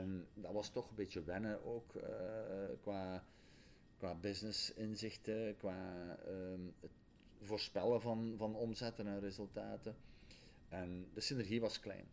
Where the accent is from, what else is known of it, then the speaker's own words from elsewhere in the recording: Borgloon, Flanders, Belgium; ik ben geboren en getogen in Rijkel